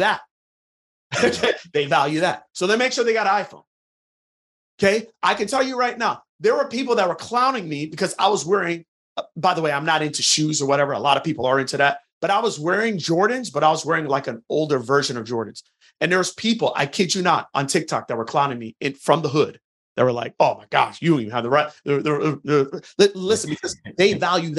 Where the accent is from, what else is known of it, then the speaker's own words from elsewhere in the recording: Jamaica; now in United States; I'm originally from Jamaica